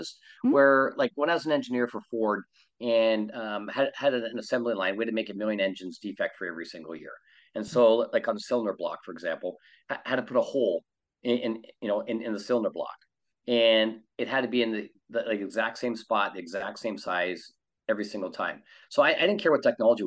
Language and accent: English; Canada; moved away as an adult; now in California, United States; I'm from Canada. I live in California.